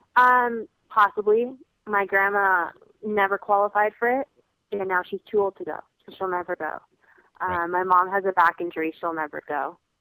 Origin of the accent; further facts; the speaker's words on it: United States; there was definitely pride in the fact that we were American